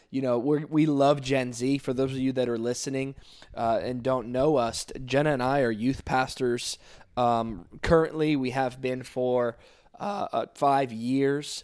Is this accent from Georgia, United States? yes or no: no; South Florida, United States; I'm originally from South Florida. Um, grew up in the church all my life